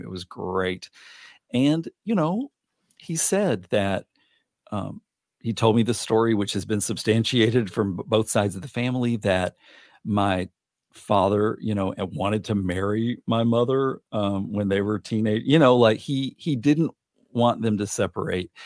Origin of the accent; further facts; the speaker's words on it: Little Rock, Arkansas, United States; moved away; I was born on July fourteenth, nineteen seventy in Little Rock